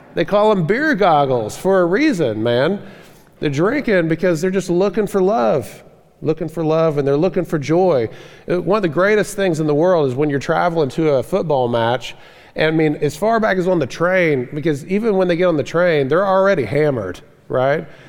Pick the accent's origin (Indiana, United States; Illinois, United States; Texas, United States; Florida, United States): Florida, United States; moved away; I grew up in the South, in Florida, down the South